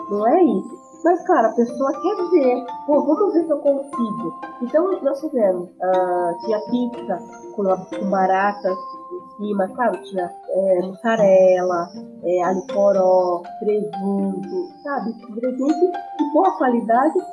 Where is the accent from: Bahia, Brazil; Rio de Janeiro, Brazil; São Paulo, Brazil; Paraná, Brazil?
São Paulo, Brazil; eu sou de São Paulo, assim, São Paulo capital, né?